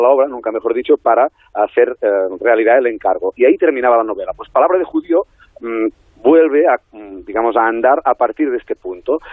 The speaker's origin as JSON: {"language": "Spanish", "town": "Besalú", "region": "Catalonia", "country": "Spain", "tie": "born or raised there", "said": "mi pueblo natal, en mi pueblo natal que es Besalú"}